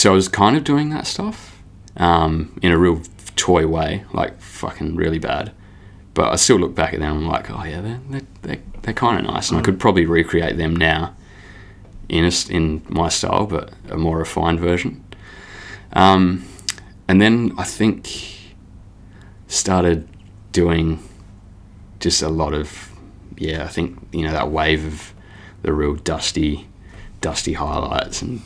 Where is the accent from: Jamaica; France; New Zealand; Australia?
Australia; Adelaide, South Australia; also born or lived in Northern Territory; From Adelaide, South Australia. Yeah, I've lived there all my life